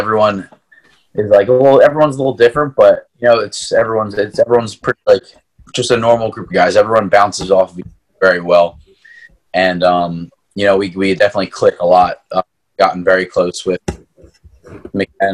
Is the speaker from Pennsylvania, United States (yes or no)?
yes; Marple, Pennsylvania, United States; when I was growing up, it was Marple Club. It was a club in my hometown